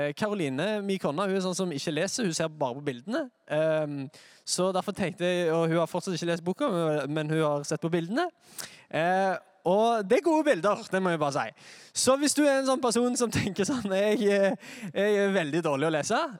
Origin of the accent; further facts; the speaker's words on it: Sandnes, Rogaland, Norway; Jeg er fra Sandnes.